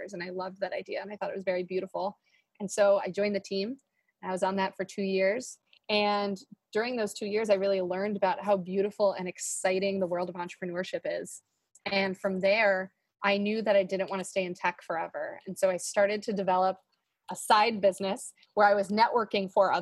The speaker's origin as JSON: {"language": "English", "town": "Madison", "region": "Wisconsin", "country": "United States", "tie": "born or raised there", "said": "I'm from Madison, Wisconsin"}